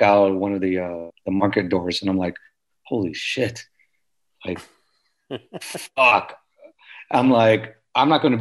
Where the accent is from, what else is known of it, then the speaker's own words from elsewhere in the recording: Houston, Texas, United States; I'm from Houston, Texas